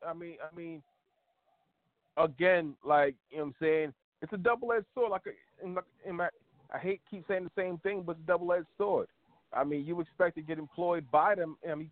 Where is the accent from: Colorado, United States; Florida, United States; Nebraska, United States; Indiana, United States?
Florida, United States; Miami; born there; also born or lived in California / Washington, D.C. / Philadelphia / New York; I lived in California. I lived in D.C., Philadelphia, all over New York. I was born in Miami.